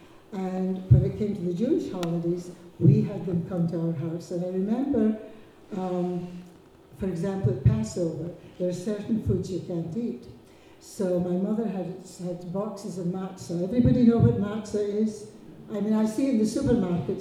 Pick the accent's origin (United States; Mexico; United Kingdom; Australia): United Kingdom; Lerwick, Scotland; I grew up in Lerwick, and I can speak Shetland without a bear seal. I really had a wonderful childhood